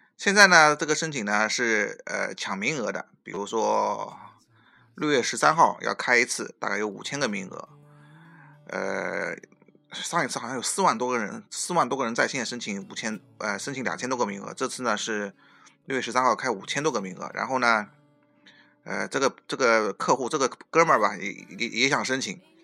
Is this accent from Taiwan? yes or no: no; China; now in Canada; 我们中国人